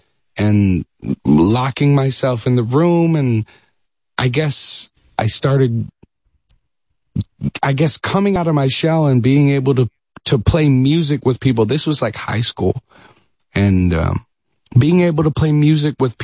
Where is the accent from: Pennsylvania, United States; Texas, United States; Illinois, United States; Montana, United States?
Texas, United States; Dallas; moved away as an adult; also born or lived in New York; now in Los Angeles, United States; we moved from New York to Dallas, Texas when I was a kid